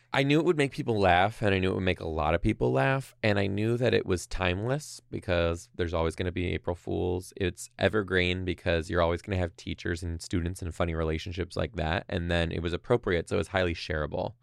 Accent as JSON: {"language": "English", "town": "Detroit", "region": "Michigan", "country": "United States", "moved": "yes", "lives_now": "Seattle, United States", "said": "I'm from Detroit."}